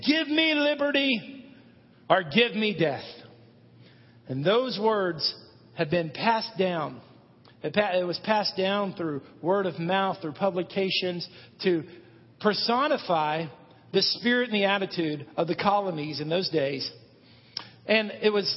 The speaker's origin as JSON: {"language": "English", "town": "Irving", "region": "Texas", "country": "United States", "tie": "born or raised there", "also_born_or_lived": "Olathe, Kansas / Madison, Tennessee / Frisco, Texas", "moved": "as an adult", "lives_now": "Hendersonville, United States", "said": "I grew up in Irving, Texas. Lived there 20 years of my life"}